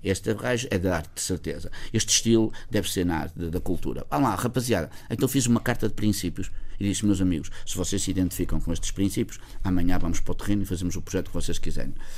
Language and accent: Portuguese; Felgueiras, Norte, Portugal; o verdadeiro pão de ló de margarida que é da minha terra